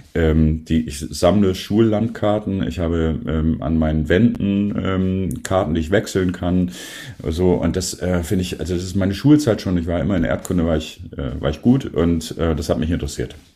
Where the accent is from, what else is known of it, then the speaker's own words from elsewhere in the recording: Worpswede, Lower Saxony, Germany; also born or lived in Sindelfingen, Germany; now in Bremen, Germany; ich bin auch in der Nähe von Bremen aufgewachsen, eigentlich geboren in Sindelfingen. Dann sind meine Eltern aber hier hochgezogen aus beruflichen Gründen. Da bin ich in der Nähe von Bremen in Wobswede aufgewachsen